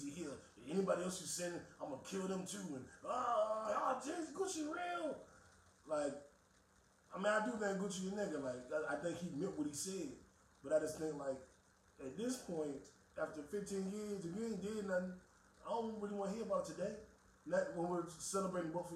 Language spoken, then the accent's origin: English; Washington, District of Columbia, United States; I'm not from Atlanta. We're from D.C.